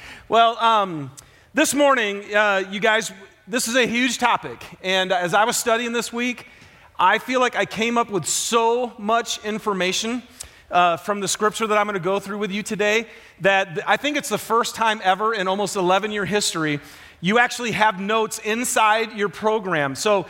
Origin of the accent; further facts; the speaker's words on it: Michigan, United States; So for those of you who don't know me, I'm from Michigan, huge football fan